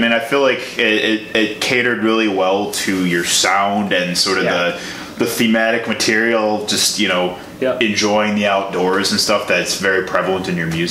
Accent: Illinois, United States; I'm from Illinois.

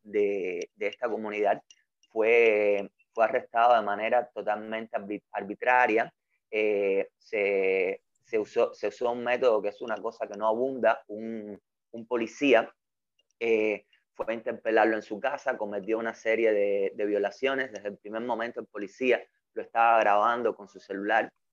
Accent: Cuba; also born or lived in Havana; soy un artista cubano. Vivo y trabajo

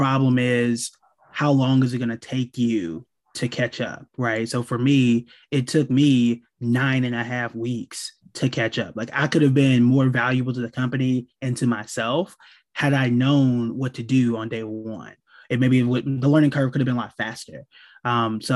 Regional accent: Oklahoma, United States; I'm from Oklahoma

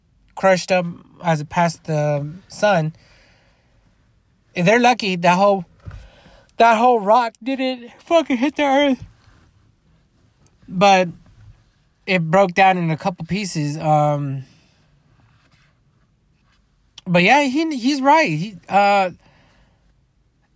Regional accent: United States; as an American

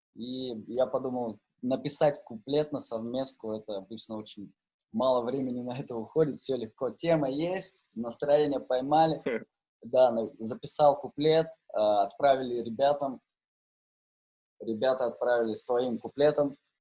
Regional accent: Novosibirsk, Novosibirsk Oblast, Russia; я в свое время играл э, в суперкрутом баре в Новосибирске, да, я из Новосибирска

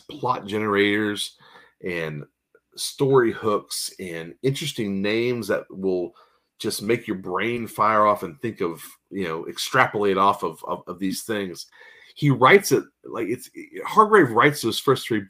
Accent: Arkansas, United States; moved away; also born or lived in Philadelphia / California; I was born in Philadelphia, but raised in Arkansas. But I did live in California for several years

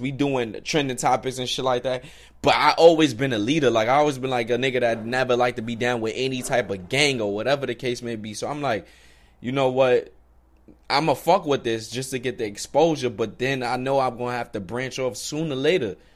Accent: New York, United States; I'm from New York

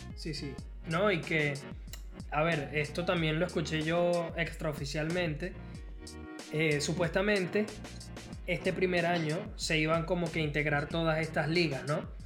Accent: Venezuela; a mí como venezolano

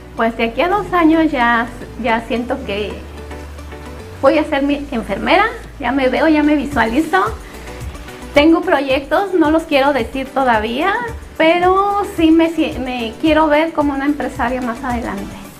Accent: Mexico City, Mexico; moved away; Yo sola me iba al mandado a los ocho años, soy de la Ciudad de México

